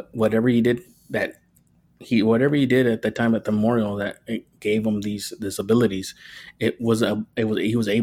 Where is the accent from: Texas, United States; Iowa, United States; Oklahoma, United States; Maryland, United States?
Texas, United States; Rio Grande Valley; which is where I'm from, or the RGV, the Rio Grande Valley